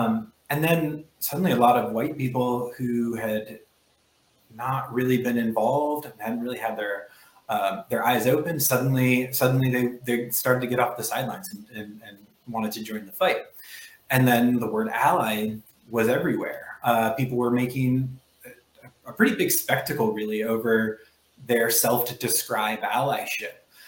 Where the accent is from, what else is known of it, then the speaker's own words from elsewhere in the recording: Midwest, United States; born there; also born or lived in South; now in Baltimore, United States; I am a Midwesterner by birth. I am a Southerner by history, I suppose, and currently a Baltimorean.